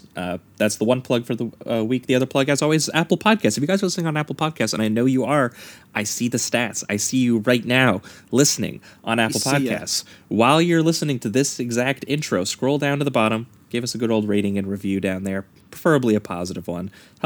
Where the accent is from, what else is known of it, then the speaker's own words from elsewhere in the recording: Canada; as good Canadian boys, we felt a little ashamed of ourselves.